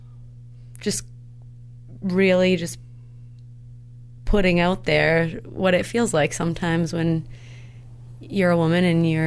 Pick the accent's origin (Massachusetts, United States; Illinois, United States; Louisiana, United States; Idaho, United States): Massachusetts, United States; Onset; We're from Onset, Mass